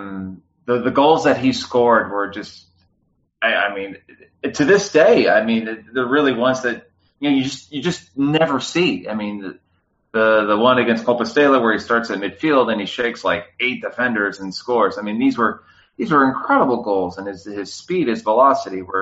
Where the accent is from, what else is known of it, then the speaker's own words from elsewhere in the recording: Midland, United States; also born or lived in Madrid; I'd always taken Spanish throughout growing up in Midland